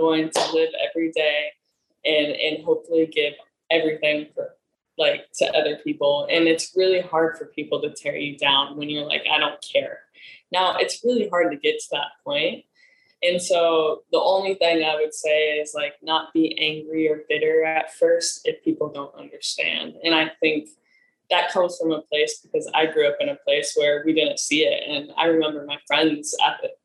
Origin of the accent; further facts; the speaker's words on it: Nebraska, United States; moved away as an adult; also born or lived in South Korea; now in Los Angeles, United States; I'm from Nebraska